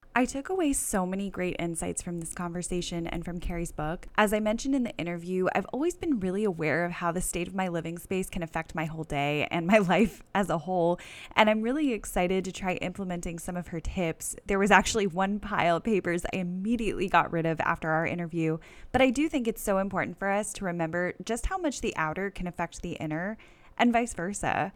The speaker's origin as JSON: {"language": "English", "town": "Parkland", "region": "Florida", "country": "United States", "lives_now": "Sanford, United States", "said": "I'm originally from Parkland"}